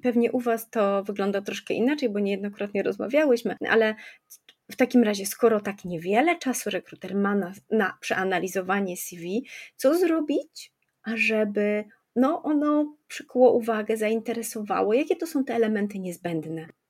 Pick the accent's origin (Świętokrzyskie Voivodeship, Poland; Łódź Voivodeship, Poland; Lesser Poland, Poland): Lesser Poland, Poland; Kraków; ja jestem z Krakowa